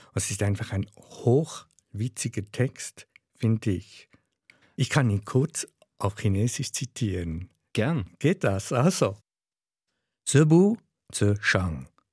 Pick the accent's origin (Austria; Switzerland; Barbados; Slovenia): Switzerland; accent: Swiss German dialect; first language Swiss German